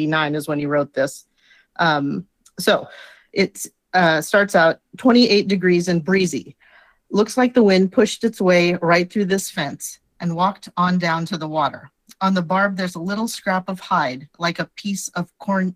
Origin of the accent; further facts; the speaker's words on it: Nebraska, United States; I'm from Nebraska